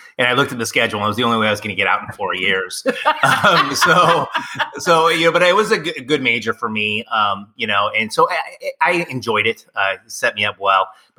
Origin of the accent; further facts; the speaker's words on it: Poway, California, United States; now in Roseville, United States; I'm from Poway, California. It's in San Diego. It's a suburb, like a Roseville to Sacramento.